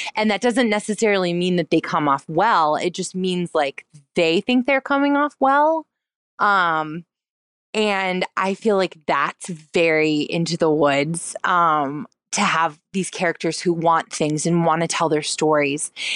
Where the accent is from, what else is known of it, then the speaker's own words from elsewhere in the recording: North Carolina, United States; I'm from North Carolina